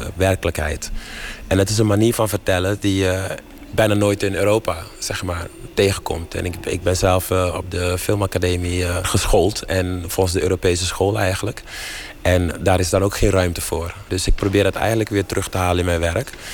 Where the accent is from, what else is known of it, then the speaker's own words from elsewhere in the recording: Suriname; moved away; Ik ben in Suriname geboren